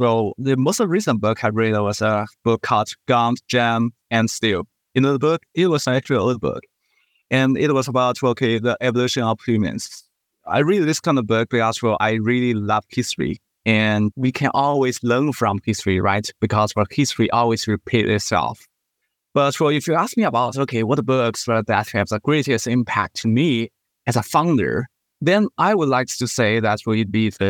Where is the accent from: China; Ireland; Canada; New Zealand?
China; also born or lived in Singapore; I was originally from China, but I did my school in Singapore.